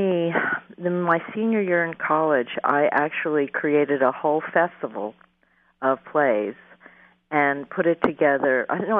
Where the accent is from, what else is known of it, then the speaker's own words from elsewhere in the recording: New York City, New York, United States; My parents were so different than the parents that I was, the kids that where I was growing up in Queens, New York.